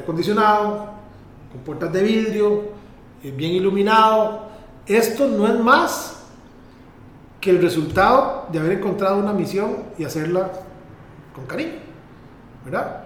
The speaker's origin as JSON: {"language": "Spanish", "area": "Pérez Zeledón", "region": "San José", "country": "Costa Rica", "tie": "born or raised there", "said": "el lugar donde vivo, el lugar donde nací, de donde es mi mamá, de, de donde crecí"}